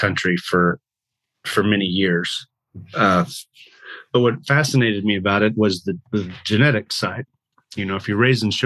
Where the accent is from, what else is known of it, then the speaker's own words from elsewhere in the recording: Montrose, Colorado, United States; moved away as an adult; also born or lived in Texas; now in Montana, United States; I grew up in Colorado, a little town in the western slope, near Telluride, Montrose, Colorado